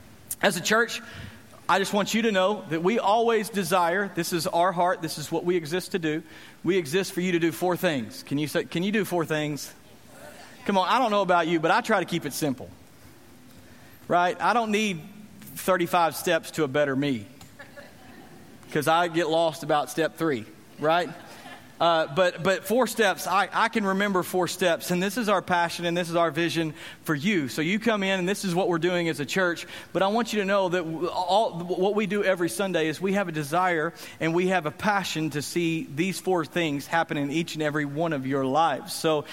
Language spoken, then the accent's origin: English; Texas, United States; Well, we're from Texas. Everybody's Christian in Texas.